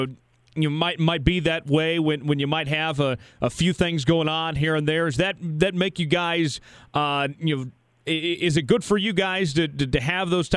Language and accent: English; Tulsa, Oklahoma, United States; I'm from Tulsa originally